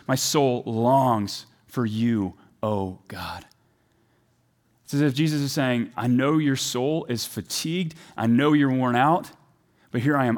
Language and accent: English; the South, United States; I'm from the South